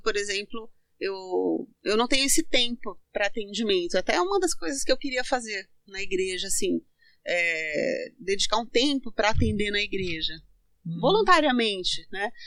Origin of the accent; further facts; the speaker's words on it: Santo André, São Paulo, Brazil; also born or lived in Santo Antônio do Caiuá, Paraná; Com sete anos, é, meus pais vieram para São Paulo